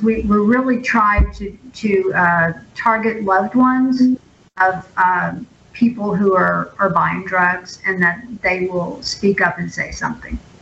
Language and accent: English; Jackson County, Mississippi, United States; I am born and bred Jackson County resident